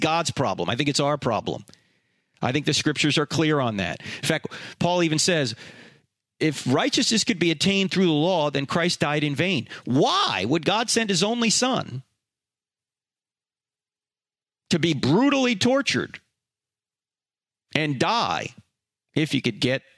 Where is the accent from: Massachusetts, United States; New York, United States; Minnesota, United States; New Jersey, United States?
New Jersey, United States; moved away; I was brought up in the Roman Catholic Church. I went to Catholic high school. It's because I'm from New Jersey